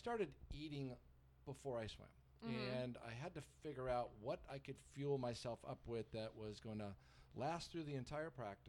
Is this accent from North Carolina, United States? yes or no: yes; North Carolina, United States; even though I was from North Carolina, no, grits was definitely off the menu.